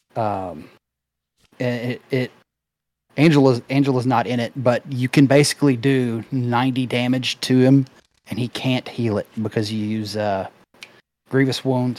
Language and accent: English; Memphis, Tennessee, United States; I'm from the Memphis area